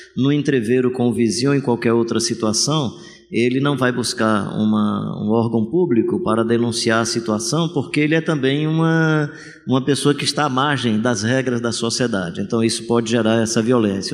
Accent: Fortaleza, Ceará, Brazil; sou de Fortaleza

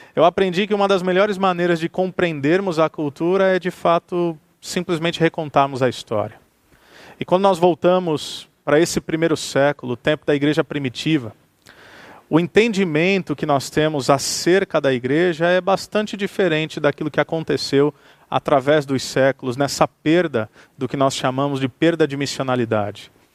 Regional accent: Santos, São Paulo, Brazil; now in Campo Mourão, Brazil; eu sou brasileiro eu sou paulista, eu sou de Santos, litoral de São Paulo. Vivo em Campo Mourão, o que é também uma outra experiência cultural. Quando me movo da minha cidade natal de Santos

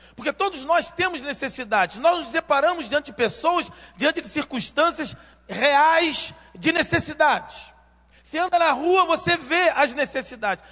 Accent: Rio de Janeiro, Brazil; eu nasci em Realengo nasci em Realengo, cresci em Realengo e depois saí para o mundo

